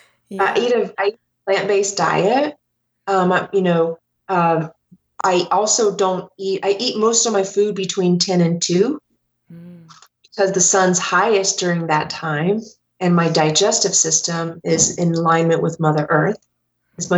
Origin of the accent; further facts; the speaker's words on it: Ohio, United States; moved away as an adult; also born or lived in Denver, Colorado; I grew up in Ohio, and like most Midwesterners